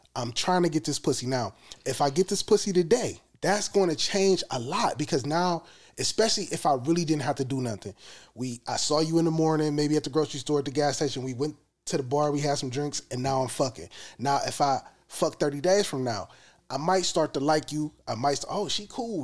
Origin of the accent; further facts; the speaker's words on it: United States; we as American black people